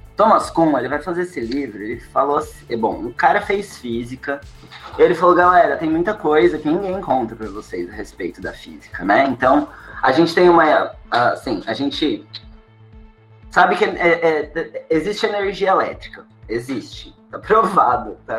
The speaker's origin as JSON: {"language": "Portuguese", "region": "São Paulo", "country": "Brazil", "moved": "yes", "lives_now": "Florianópolis, Brazil", "said": "Eu sou de São Paulo"}